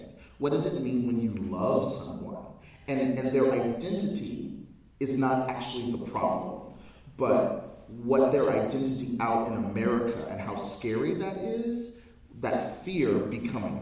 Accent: United States; I'm African American

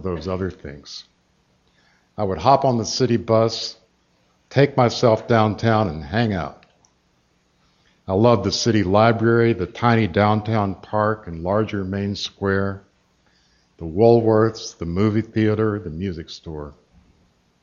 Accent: Asheville, North Carolina, United States; moved away; my hometown of Asheville was hardly without its merits

